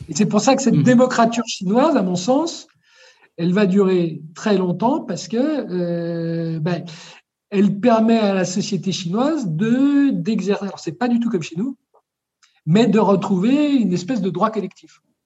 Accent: France; quand je suis né en France

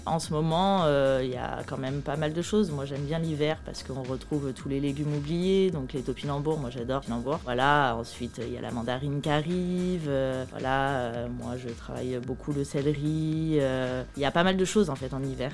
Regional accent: Lyon, Auvergne-Rhône-Alpes, France; moved away; je suis de Lyon

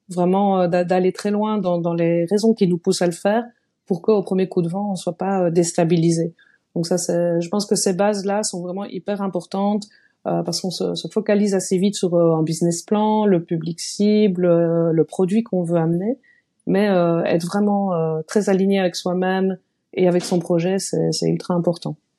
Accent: Liège, Wallonia, Belgium; je suis belge, donc euh, je viens de Liège

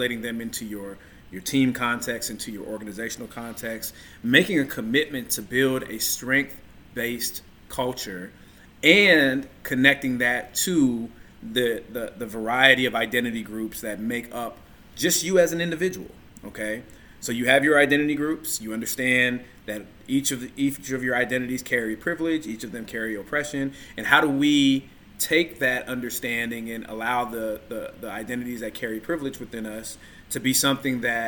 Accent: United States; being born and raised in America.

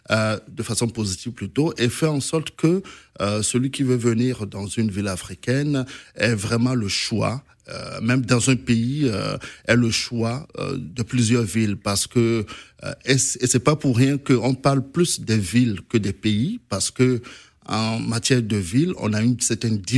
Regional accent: Benin; je suis béninois, je peux avoir des informations intéressantes sur sur la Côte d'Ivoire

